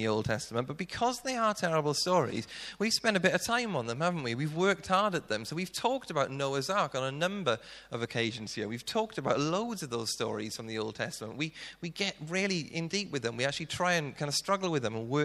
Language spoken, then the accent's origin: English; South Wales, United Kingdom; moved away; being Welsh, we tend to talk really quickly, and if I was doing this in Wales, I reckon I could probably talk at twice the speed, which means I could probably get through about 30 minutes in my old church in South Wales